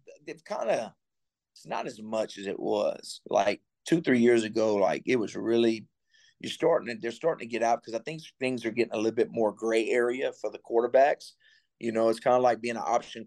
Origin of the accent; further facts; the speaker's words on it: Cajun, Louisiana, United States; moved away as an adult; now in Miami, United States; I'm Cajun